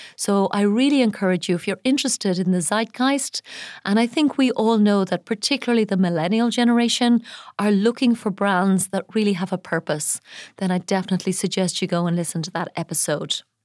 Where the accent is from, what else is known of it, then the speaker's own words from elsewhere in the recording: Ireland; now in Dubai, United Arab Emirates; my home country of Ireland